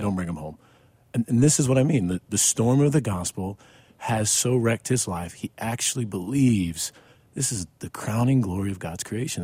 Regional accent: Mexico, Missouri, United States; now in Fort Worth, United States; I'm from Mexico, Missouri, which is not far from, um, um, Ferguson at all

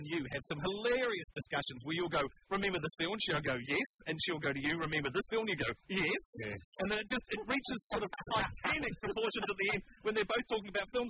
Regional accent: New Zealand; moved away; being from New Zealand

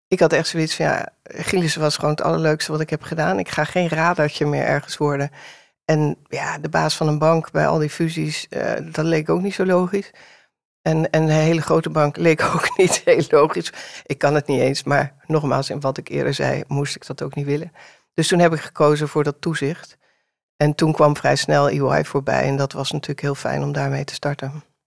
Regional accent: Amsterdam, North Holland, Netherlands; Ik ben eh, geboren in Amsterdam-Noord, in de tijd dat het nog niet zo hot en happening was als nu

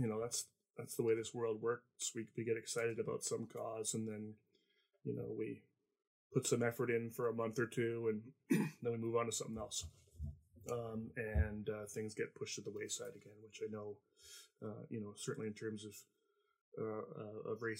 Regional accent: Canada; I'm Canadian

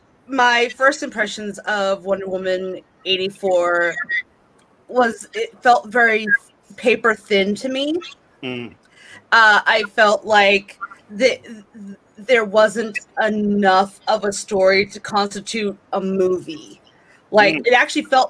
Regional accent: Boston, Massachusetts, United States; I'm from Massachusetts, still there, actually. I'm from Boston

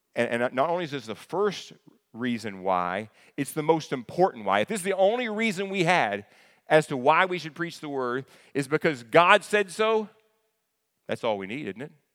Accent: the South, United States; I'm from the South

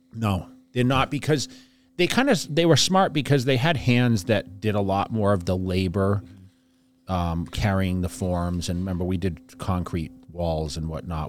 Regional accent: fifty miles west of Boston, Massachusetts, United States; I always say I'm from Boston, fifty miles west of Boston.

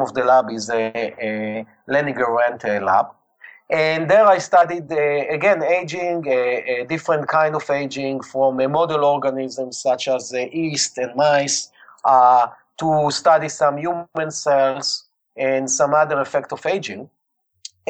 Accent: Israel; accent: Israeli; English is a second language; I was born and raised in Israel

